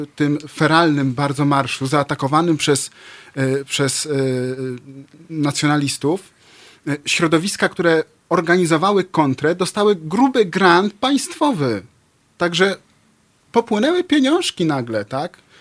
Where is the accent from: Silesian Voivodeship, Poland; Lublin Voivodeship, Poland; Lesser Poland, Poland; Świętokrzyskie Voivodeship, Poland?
Lublin Voivodeship, Poland; Lublin; jestem z Lublina.